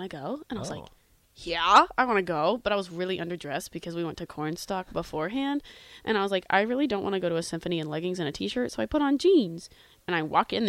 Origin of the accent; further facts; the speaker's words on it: Houston, Texas, United States; now in Lincoln, United States; I'm from Houston